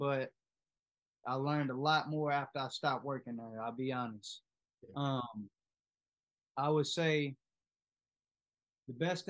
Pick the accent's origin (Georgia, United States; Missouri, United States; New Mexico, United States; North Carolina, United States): Missouri, United States; St. Louis; moved away as an adult; also born or lived in Texas; now in Dallas, United States; I'm from St. Louis, Missouri. I moved to Texas almost 6 years ago. Lids is what brought me here.